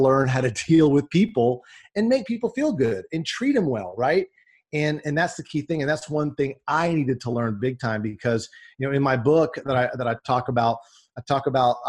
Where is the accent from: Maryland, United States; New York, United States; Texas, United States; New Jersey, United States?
Texas, United States; Dallas; I grew up in the Dallas, Texas area